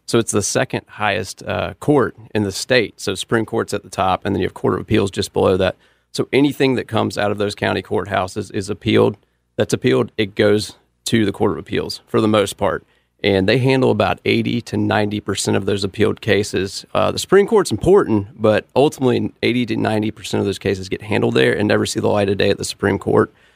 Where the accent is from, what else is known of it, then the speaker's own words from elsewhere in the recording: Charlotte, North Carolina, United States; I grew up in East Charlotte, uh, went to Independence High School in Mint Hill